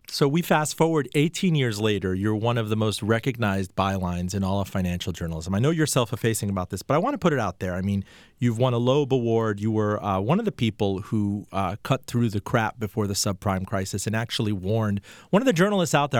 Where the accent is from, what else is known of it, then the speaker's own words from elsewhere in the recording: Miami, Florida, United States; I'm from Miami